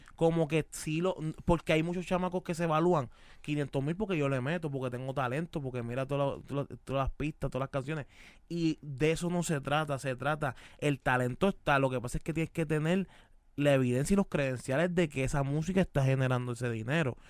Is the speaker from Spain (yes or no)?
no; Caguas, Puerto Rico; Soy de Cagua